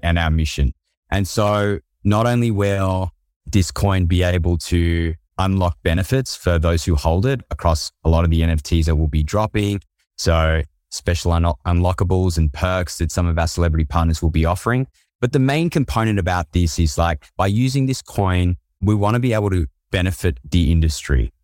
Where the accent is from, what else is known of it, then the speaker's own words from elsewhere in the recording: Australia; accent: Aussie; I'm from Australia, I've got an Aussie accent